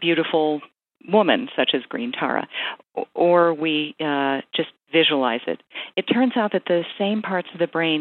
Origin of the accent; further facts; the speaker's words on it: United States; I'm culturally American